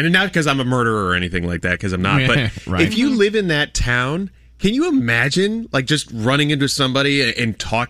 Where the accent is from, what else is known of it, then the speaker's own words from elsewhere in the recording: Erie, Pennsylvania, United States; moved away; growing up in Erie